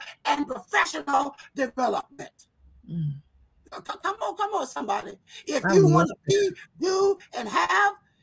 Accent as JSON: {"language": "English", "region": "South Carolina", "country": "United States", "tie": "born or raised there", "also_born_or_lived": "Rochester, New York", "moved": "as an adult", "said": "I was born on a plantation in South Carolina. It was so deep in South Carolina, it almost was the end of the world"}